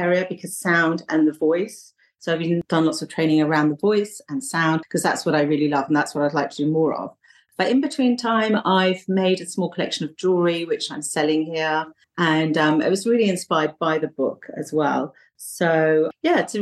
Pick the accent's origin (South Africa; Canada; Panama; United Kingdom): United Kingdom; south coast of England; moved away as an adult; also born or lived in London; now in Bali, Indonesia; I was born in London and then my parents moved down to the south of England. So all my childhood was down in the south, sort of by the sea, not far from the sea